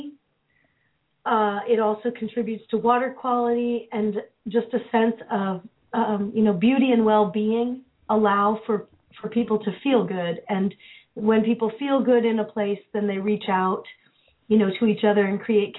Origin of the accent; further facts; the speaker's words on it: San Francisco, California, United States; moved away; also born or lived in Philadelphia; I grew up in the Haight-Ashbury in San Francisco in the 60s and 70s